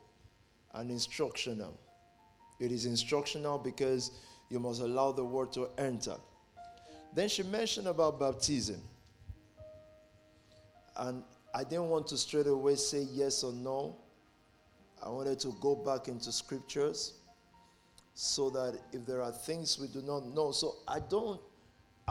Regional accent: Nigeria; moved away; I'm from Nigeria

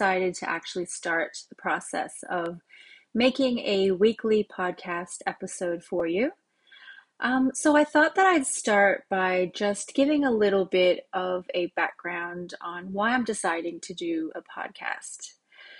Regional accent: California, United States; moved away as an adult; also born or lived in Oregon, United States; now in Australia; I was born in Oregon in the US, and I moved to California when I was about 5 years old when my parents got divorced. So we moved to California, myself, my mom, and my brother. And I grew up in California, so all my memories in childhood are there

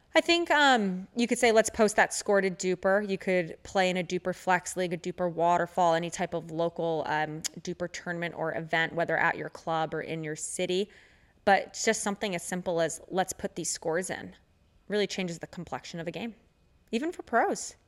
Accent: Orange County, California, United States; growing up in Orange County

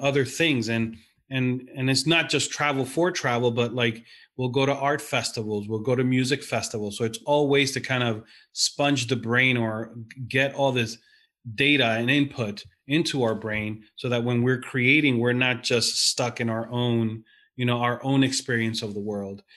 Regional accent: New York, United States; growing up in New York

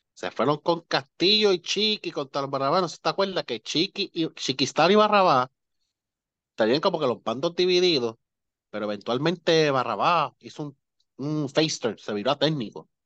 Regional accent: Moca, Puerto Rico; yo me crié en Moca, que hice en Moca, el barrio Pueblo.

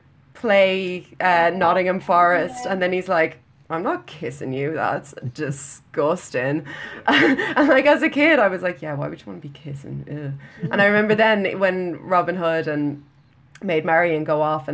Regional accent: Ireland; we're Irish.

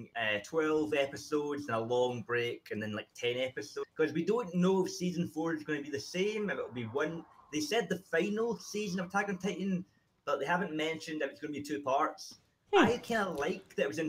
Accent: Scotland, United Kingdom; I'm from Scotland.

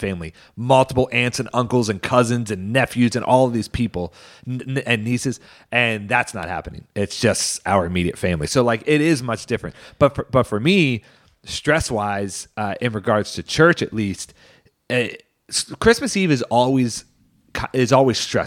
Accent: Arbutus, Maryland, United States; Arbutus, which is my hometown in Maryland

